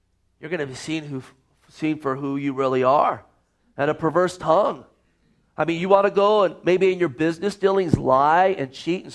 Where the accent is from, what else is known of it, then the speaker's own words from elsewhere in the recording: Gilroy, California, United States; moved away; I grew up in Gilroy, California